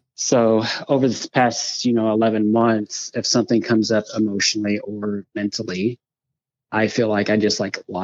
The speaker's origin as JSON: {"language": "English", "town": "Springfield", "region": "Missouri", "country": "United States", "tie": "born or raised there", "said": "I'm 38 and I'm from Springfield, Missouri"}